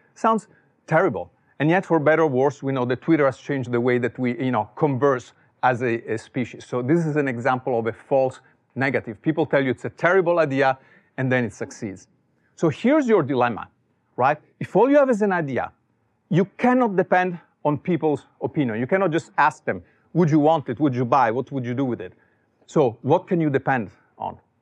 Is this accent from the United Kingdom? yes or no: no; Italy; English is a second language; moved away as an adult; also born or lived in Silicon Valley; now in United States; as you can tell from my accent, I was not born here. I was born in Italy